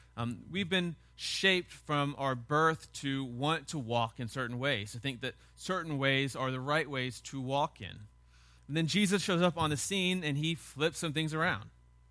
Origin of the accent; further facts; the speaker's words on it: the South, United States; As a Southerner, we have this passive aggressiveness, right? We're not really ever angry at people, yet we hate almost everybody.